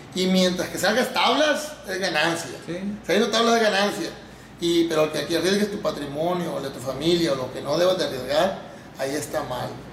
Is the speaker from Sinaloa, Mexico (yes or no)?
yes; Mazatlán, Sinaloa, Mexico; De aquí de Mazatlán, de Mazatlán, Sinaloa. Nacido y criado